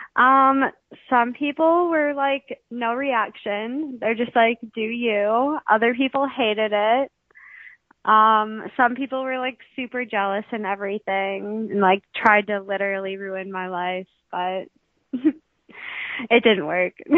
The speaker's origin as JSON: {"language": "English", "region": "Wisconsin", "country": "United States", "tie": "born or raised there", "said": "I'm from Wisconsin."}